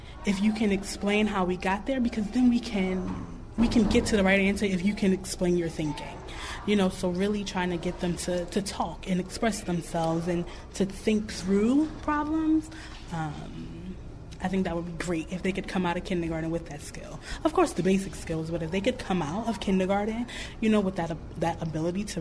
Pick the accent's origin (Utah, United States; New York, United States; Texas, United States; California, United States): New York, United States; now in Mississippi, United States; I'm from New York.